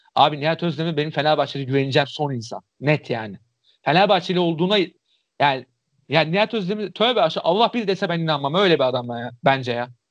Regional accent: Istanbul, Turkey; Bayram Paşalıyım

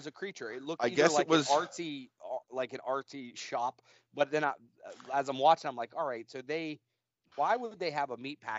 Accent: West Virginia, United States; maybe I am from West Virginia

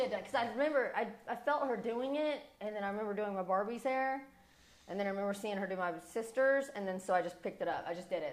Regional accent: Morehead, Kentucky, United States; moved away as an adult; also born or lived in Georgia; now in Las Vegas, United States; growing up in Kentucky

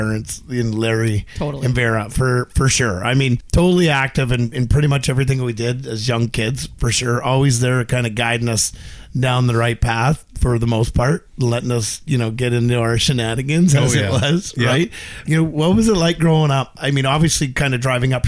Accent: Wikwemikong, Ontario, Canada; growing up on Waywickham and playing lacrosse

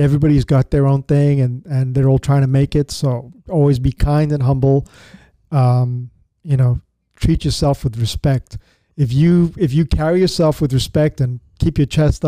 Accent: Zambia; now in Houston, United States; we grew up in Zambia together

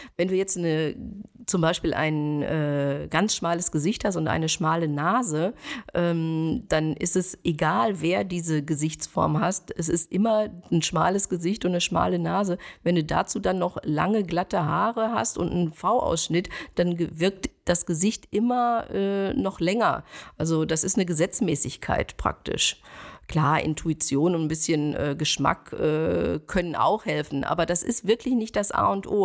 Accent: Schwerte, North Rhine-Westphalia, Germany; moved away as an adult; also born or lived in Las Vegas / Cologne; now in Bonn, Germany; Ich komme aus Schwerte, das ist äh, im Ruhrgebiet und äh, dort bin ich zur Schule gegangen

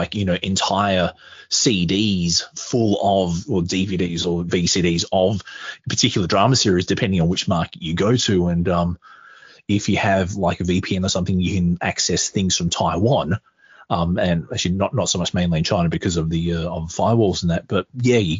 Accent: Australia; being Australian

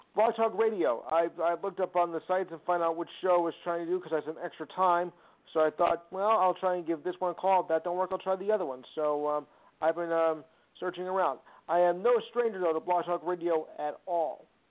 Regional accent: New Jersey, United States; From from New Jersey

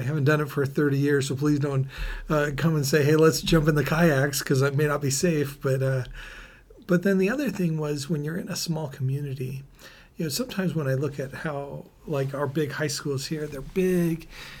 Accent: San Francisco, California, United States; born there; Sure. Well, I was actually born in San Francisco. My dad was attending podiatry school.

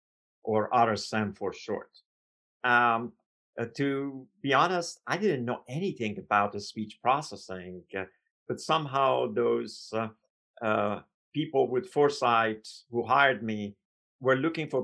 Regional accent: Iran; moved away as an adult; now in United States; I came from Iran, so I was a foreign student.

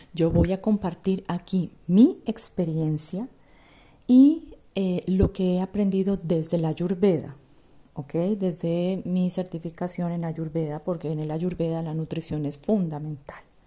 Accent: Colombia; yo soy colombiana y vengo de una sociedad en la que básicamente vivimos para comer.

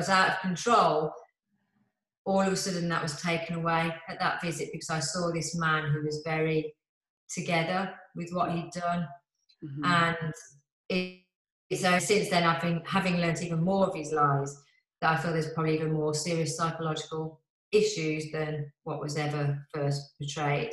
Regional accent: Birmingham, West Midlands, United Kingdom; accent: Brummie; this brummy accent

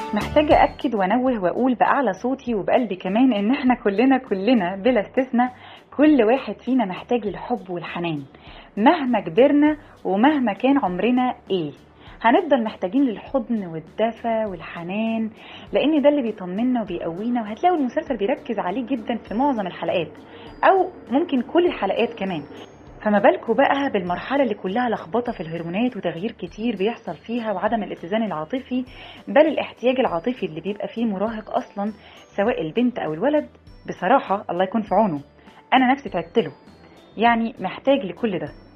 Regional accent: Egypt; إحنا مجتمع مصري شرقي أصيل

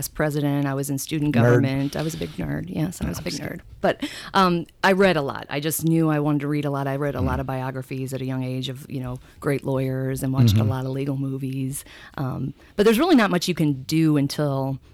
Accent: Moro, Illinois, United States; also born or lived in Edwardsville, Illinois; Morrow, Illinois. Small town right outside of Edwardsville

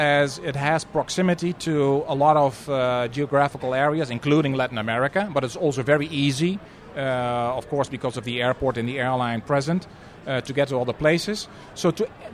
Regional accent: Netherlands; moved away; a fellow Dutchman

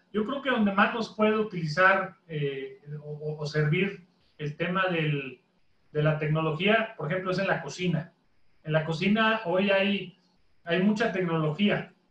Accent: Mexico; como mexicano

